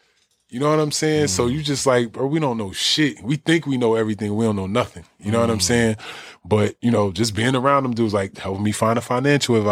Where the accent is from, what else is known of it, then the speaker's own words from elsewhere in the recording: New Jersey, United States; I'm from Jersey, bro.